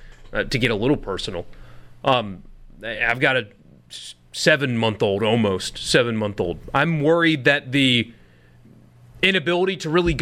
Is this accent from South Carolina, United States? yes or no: yes; Greenville, South Carolina, United States; moved away; I grew up in Greenville, South Carolina